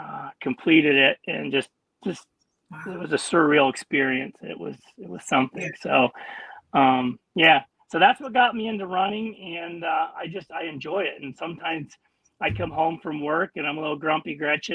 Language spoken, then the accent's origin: English; Stamford, Connecticut, United States; born there; also born or lived in Pennsylvania; No, actually, I was born in Stamford, Connecticut, and moved to PA.